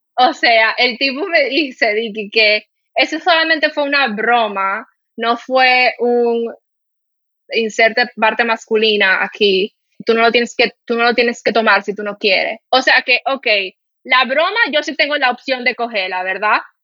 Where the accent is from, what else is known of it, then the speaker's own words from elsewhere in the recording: Dominican Republic; accent: Dominican; moved away as an adult; also born or lived in Spain; cuando me decían, "¿De dónde tú eres?" y yo le decía que yo era dominicana